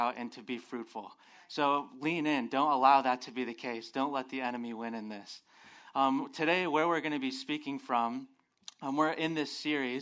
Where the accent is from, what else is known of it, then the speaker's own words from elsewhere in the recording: Phoenix, Arizona, United States; moved away; I'm originally from Phoenix, Arizona